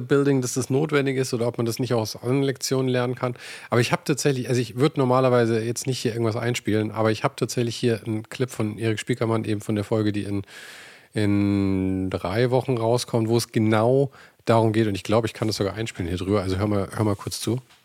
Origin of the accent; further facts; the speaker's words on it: Germany; bei uns in Deutschland